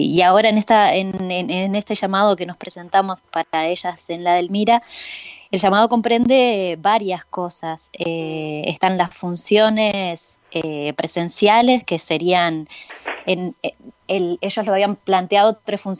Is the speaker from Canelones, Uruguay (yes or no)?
no; San José de Mayo, San José, Uruguay; moved away as an adult; Yo soy del interior, soy de San José. Me vine a los 18 años